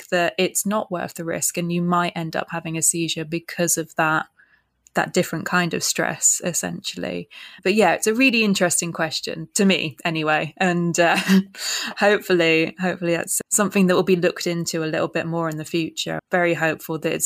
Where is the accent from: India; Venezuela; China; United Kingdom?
United Kingdom; Reading, South East England; moved away as an adult; also born or lived in Kingston upon Thames, London; now in London, United Kingdom; We grew up in Reading area, so West Berkshire area